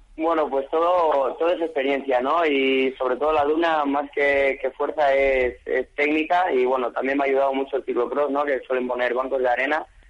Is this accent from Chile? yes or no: yes; Chile; now in Spain; un equipo chileno representando a mi país